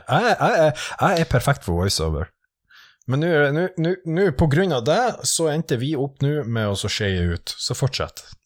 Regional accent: Northern Norway, Norway; accent: Northern Norwegian; jeg fikk ikke bruke nordnorsk

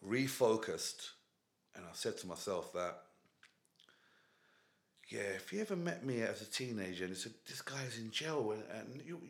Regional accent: United Kingdom; So I'm born here and that, but they're like Kenyan Asians.

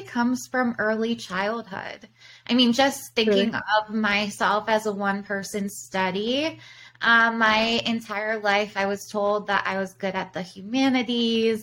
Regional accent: Baltimore, Maryland, United States; moved away as an adult; now in Chicago, United States; I'm originally from Baltimore. I came to Chicago when I was 18

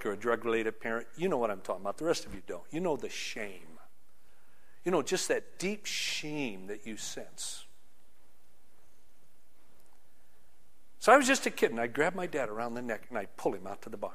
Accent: Union City, Michigan, United States; growing up in Union City, Michigan

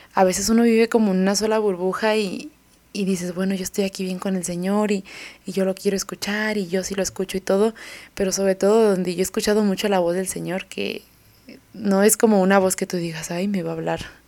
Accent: Mexico; de aquí de, donde somos dos mexicanos

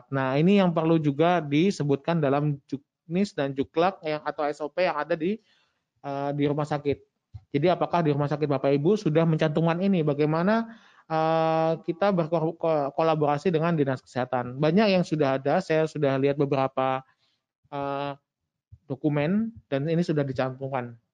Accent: Java, Indonesia; mungkin karena saya orang Jowo jadinya ….

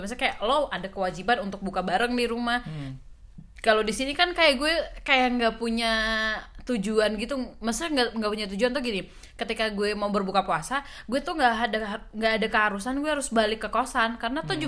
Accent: Medan, North Sumatra, Indonesia; moved away as an adult; now in Jakarta, Indonesia; asal itu dari Sumatera Utara Medan

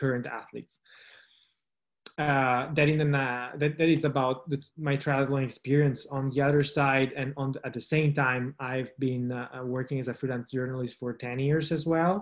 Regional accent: Italy; also born or lived in Turin; I grew up in the Italian Alps, so lived in a small village in the Alps for 25 years

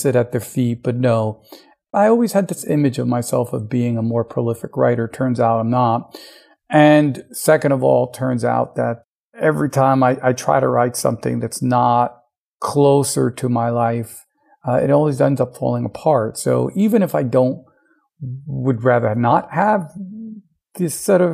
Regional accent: United States; the custom that I grew up in the United States

